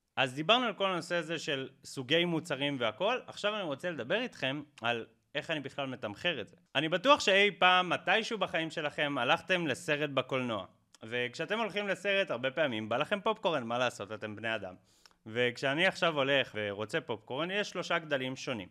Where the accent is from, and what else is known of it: Israel